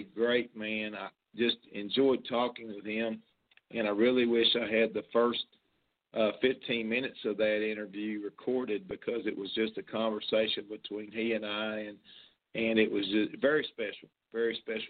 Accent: Western Kentucky, United States; growing up in Kentucky, in Western Kentucky

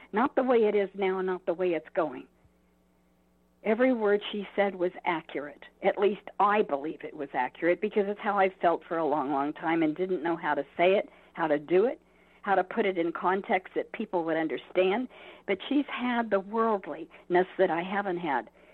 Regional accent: Southern California, United States; moved away; I come from Southern California

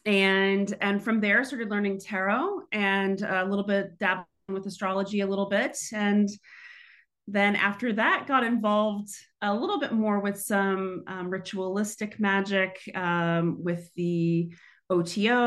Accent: Houston, Texas, United States; moved away; I grew up in Houston, Texas

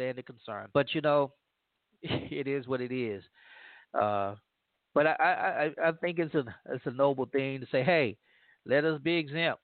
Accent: Louisiana, United States; from my home state of Louisiana

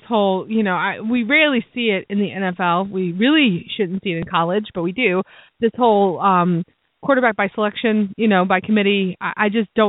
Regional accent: Hampton, Virginia, United States; my hometown of Hampton, Virginia

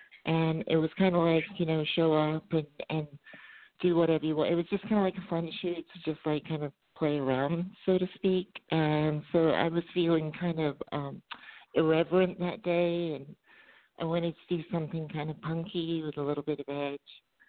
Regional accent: England, United Kingdom; also born or lived in Middle East; because I grew up in the Middle East and then I grew up in England as a teenager.

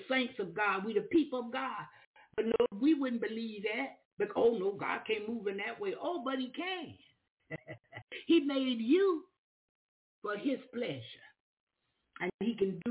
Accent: Florida, United States; moved away; also born or lived in Alabama; I'm from Florida. I'm new in the neighborhood

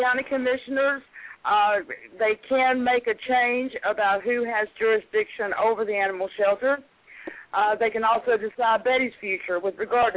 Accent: Southern United States, United States; accent: Southern; I'm a Southern girl

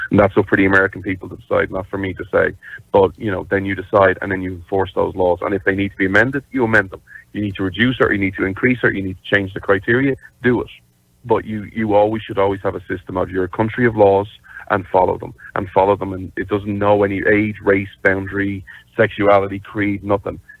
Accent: Ireland; this is just because, you know, I'm Irish and stuff, like, I wish you'd start deporting Irish people

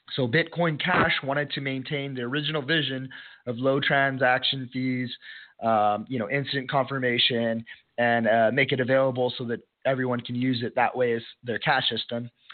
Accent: El Paso, Texas, United States; El Paso, Texas, my hometown

